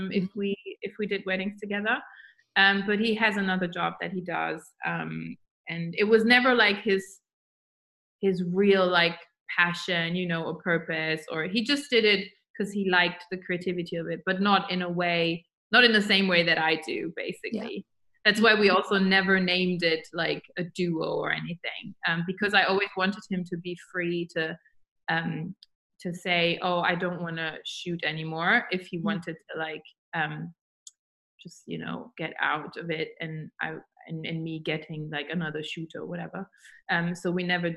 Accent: Germany; moved away as an adult; now in London, United Kingdom; I moved to London from Germany when I was 19, first time, because then I moved back.

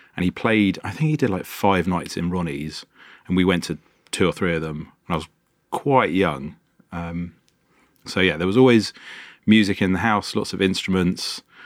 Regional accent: London, United Kingdom; I grew up in Wembley, North London

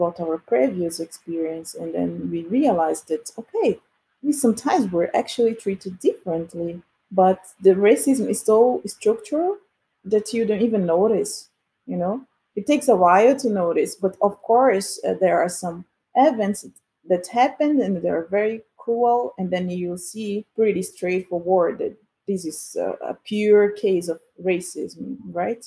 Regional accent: Belém, Pará, Brazil; moved away as an adult; also born or lived in Rio de Janeiro, Brazil / Padova, Italy / Zurich, Switzerland; now in Switzerland; I'm born in Belém. It's a northern city in Brazil, in the Amazon region area. And I really grew up in the suburbs of the city

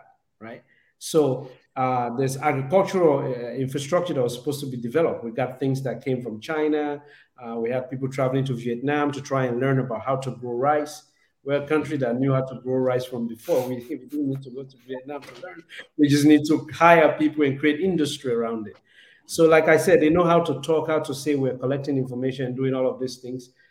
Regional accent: Southern Province, Sierra Leone; In the context of Sierra Leone, I'm Mende. I come from the South

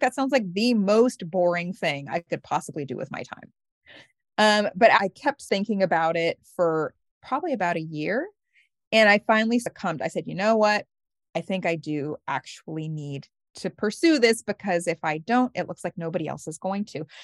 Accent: Oregon, United States; moved away; also born or lived in Brooklyn; I was raised in the Episcopal Church in Oregon

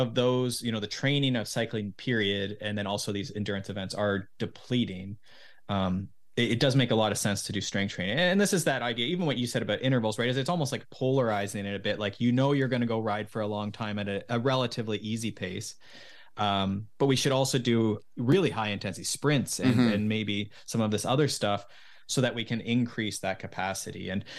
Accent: Mansfield, Ontario, Canada; now in Collingwood, Canada; I grew up in Mansfield. So just south of there.

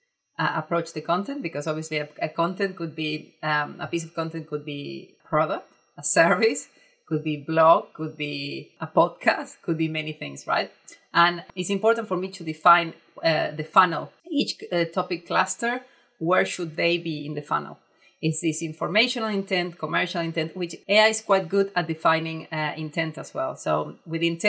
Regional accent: Argentina; English is a second language; I write in a very direct way, in a very Argentinian way.

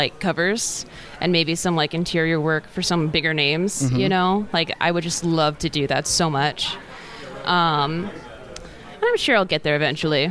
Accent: Port Orchard, Washington, United States; I'm actually from, like, a tiny little town called Port Orchard

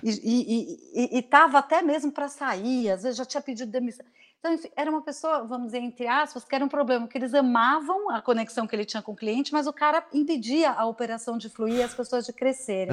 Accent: Brazil; moved away as an adult; also born or lived in Maui, Hawaii / São Paulo, Brazil; now in Vancouver, Canada; eu saí do Brasil para passar um ano fora e acabei ficando por oito anos uhum. fora do Brasil.

